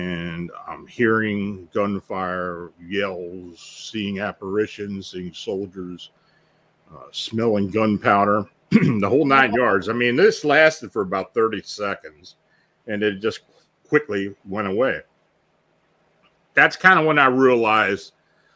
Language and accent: English; South Central Pennsylvania, United States; I was born and raised in South Central Pennsylvania, very near the Gettysburg Battlefield.